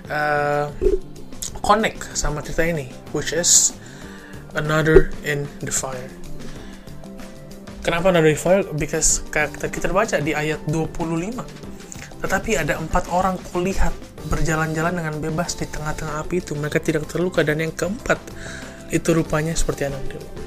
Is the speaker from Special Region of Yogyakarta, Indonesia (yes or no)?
no; Jakarta, Indonesia; Saya dari Jakarta. Saya berumur 21 tahun.